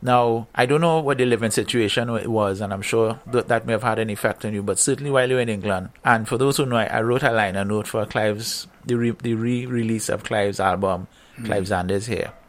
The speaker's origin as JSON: {"language": "English", "country": "Trinidad & Tobago", "tie": "born or raised there", "said": "I was born in 1960 in Trinidad."}